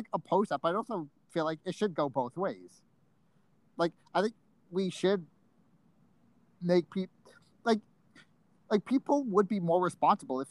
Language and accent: English; Rhode Island, United States; growing up in Rhode Island, our local serial killer was Craig Price